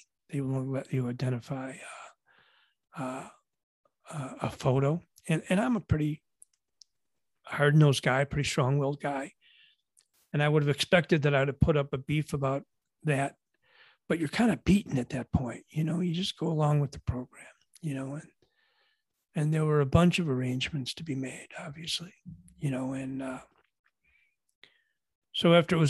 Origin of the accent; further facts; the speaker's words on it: Buffalo, New York, United States; And I'm from Buffalo, as you can tell with this jerseys behind me, you know, go Bills, by the way.